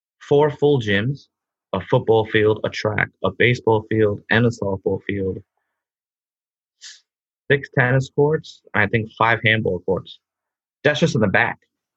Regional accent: New York City, New York, United States; born or raised there; now in Queens, United States

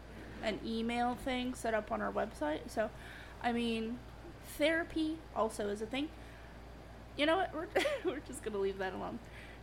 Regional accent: Florida, United States; I'm from Florida, so I'm going to be covering a story from Florida.

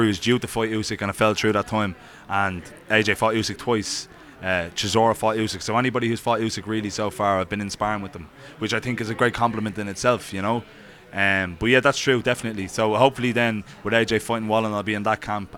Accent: Ireland; as an Irishman

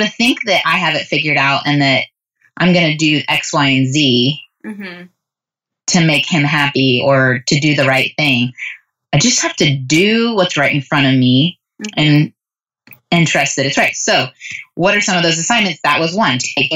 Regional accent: United States; as American young moms

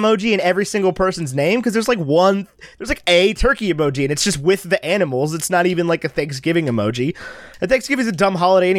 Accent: Virginia, United States; moved away; I'm from Virginia.

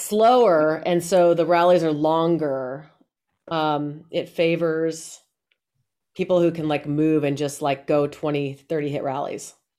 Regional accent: Colorado, United States; I'm from Colorado.

